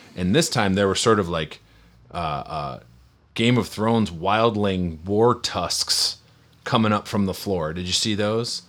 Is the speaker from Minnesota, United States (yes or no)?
yes; near Minneapolis, Minnesota, United States; moved away; I grew up near Minneapolis